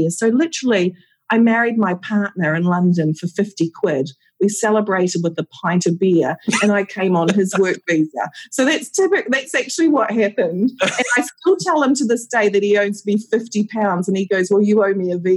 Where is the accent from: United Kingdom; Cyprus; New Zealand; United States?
New Zealand; I don't know whether it's being just a Kiwi as well, but a strong work ethic, pulling together, looking after each other